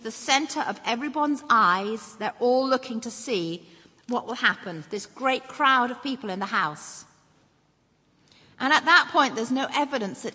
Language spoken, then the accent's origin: English; England, United Kingdom; moved away as an adult; now in Northern Ireland, United Kingdom; I was born and brought up in England. I moved over here when I married my husband